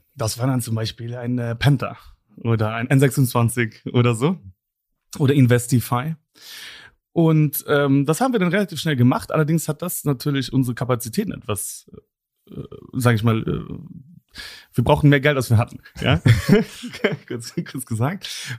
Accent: Luxembourg; bin selber Luxemburger

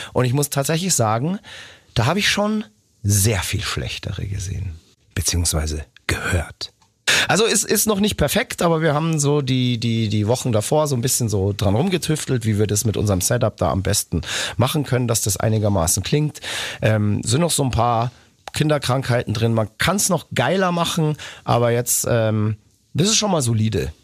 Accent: Nuremberg, Bavaria, Germany; in meine Geburtsstadt nach Nürnberg

